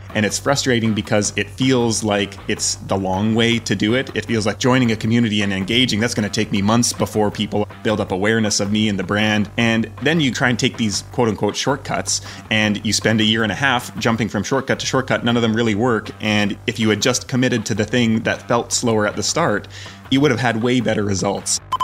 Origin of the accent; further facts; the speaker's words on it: Canada; moved away as an adult; also born or lived in Scotland / Portugal / Croatia / Albania; now in Belgrade, Serbia; I'm Canadian